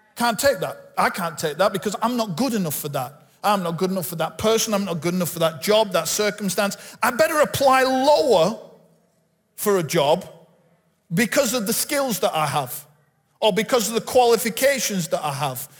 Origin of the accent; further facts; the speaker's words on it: Bolton, North West England, United Kingdom; I'm from Bolton. I was born just up the road in the hospital in Bolton